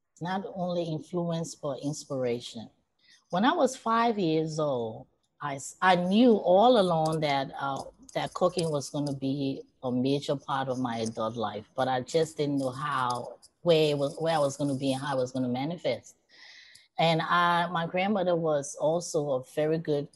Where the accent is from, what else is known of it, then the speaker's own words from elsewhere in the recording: Liberia; also born or lived in Queens, New York; now in United States; growing up in Liberia